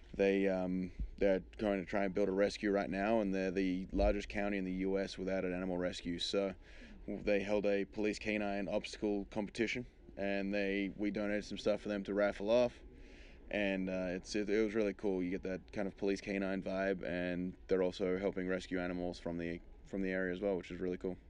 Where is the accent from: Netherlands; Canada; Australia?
Australia; moved away as an adult; now in United States; I'm being being Australian